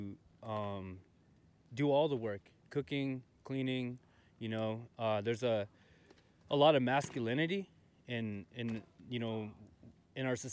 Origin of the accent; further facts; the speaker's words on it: Copper Center, Alaska, United States; I'm from Klutika, also known as Copper Center, from the Otna region